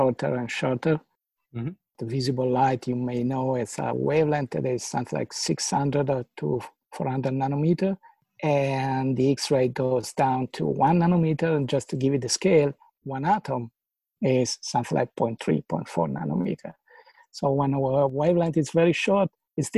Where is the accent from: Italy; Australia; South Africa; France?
Italy; moved away as an adult; also born or lived in Trieste, Italy / Stanford, United States; now in Berkeley, United States; I'm coming from Italy